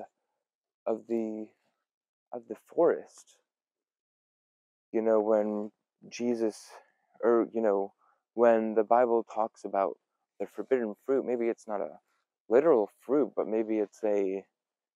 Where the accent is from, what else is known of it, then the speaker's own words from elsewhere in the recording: Pacific Northwest, United States; also born or lived in Belfast, Northern Ireland; I was born in Belfast, Northern Ireland. I moved to the Pacific Northwest whenever I was a couple years old. And I've been here ever since.